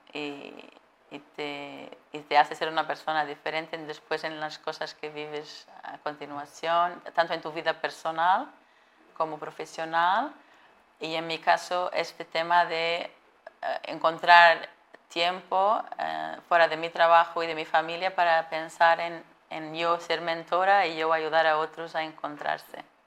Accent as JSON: {"language": "Spanish", "country": "Portugal", "tie": "born or raised there", "also_born_or_lived": "Atlanta, United States", "second_language": "Spanish", "moved": "as an adult", "said": "yo soy portuguesa, como decías, y, de hecho eh, eh, viví, y crecí en ciudades pequeñas."}